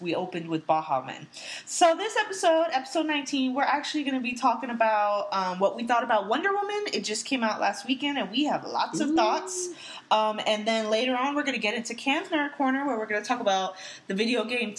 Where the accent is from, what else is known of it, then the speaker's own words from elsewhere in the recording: United States; I'm American myself